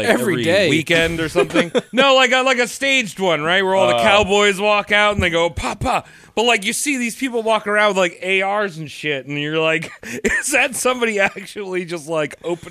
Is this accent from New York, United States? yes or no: yes; New York, United States; We're from New York.